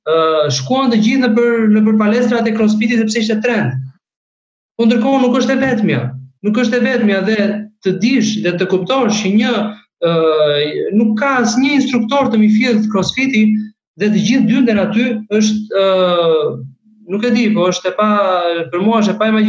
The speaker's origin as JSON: {"language": "Albanian", "country": "Albania", "also_born_or_lived": "Germany", "moved": "as an adult", "lives_now": "Nuremberg, Germany", "said": "ne si shqiptar kemi një një ego shumë të"}